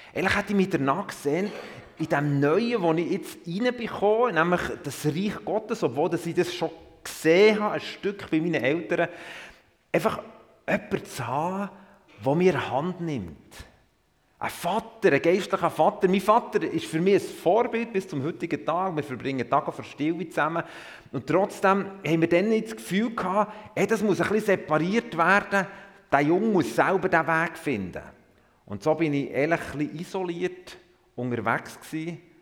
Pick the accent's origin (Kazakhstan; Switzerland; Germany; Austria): Switzerland; Emmental, Bern; also born or lived in Thun; Ich bin im Emmental aufgewachsen